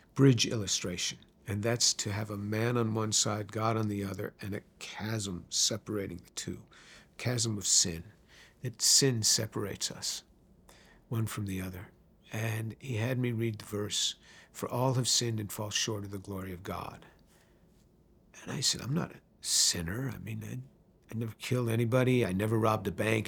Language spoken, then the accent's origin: English; White Plains, New York, United States; also born or lived in Manhattan, New York City / Bronx, New York City; I was born in New York City, in Manhattan. My first home was in the Bronx, uh, but I really grew up in White Plains, which is just north of the city.